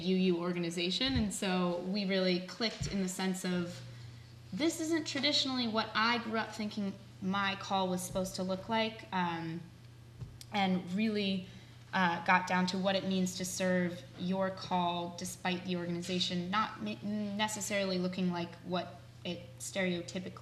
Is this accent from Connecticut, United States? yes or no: yes; Connecticut, United States; moved away as an adult; also born or lived in New Orleans; originally from Connecticut, but directly from New Orleans, where I was doing my undergraduate